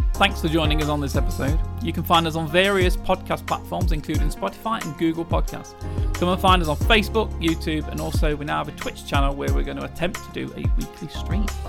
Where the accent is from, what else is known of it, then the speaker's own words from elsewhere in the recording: England, United Kingdom; as an Englishman in this country